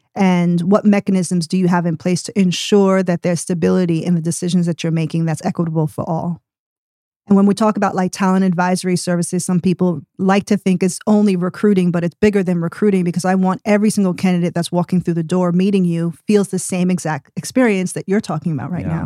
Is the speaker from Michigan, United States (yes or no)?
no; New York City, New York, United States; moved away as an adult; now in Tulsa, United States; was born and raised in New York City, and traveled all the way over to Tulsa, Oklahoma, sight unseen in twenty twenty-one